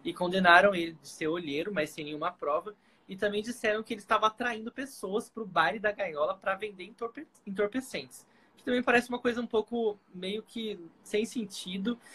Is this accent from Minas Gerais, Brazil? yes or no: no; Paulista, São Paulo, Brazil; E eu sou paulista, morei em São Paulo também.